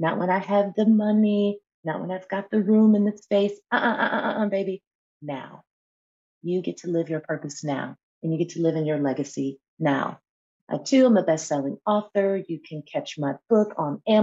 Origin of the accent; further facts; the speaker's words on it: Buffalo, New York, United States; moved away; also born or lived in Atlanta, Georgia / Temecula, California; I am here today joining from Buffalo, New York, which is my hometown of birth that I am back in after decades and decades of being away, spending over 25 years of my life in the Atlanta, Georgia area, and then about 5 years of my life in Southern California in Temecula.